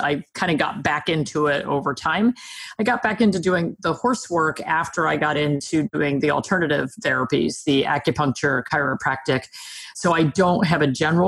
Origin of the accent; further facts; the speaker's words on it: New Jersey, United States; I'm a Jersey girl. I'm from New Jersey, so the East Coast of the US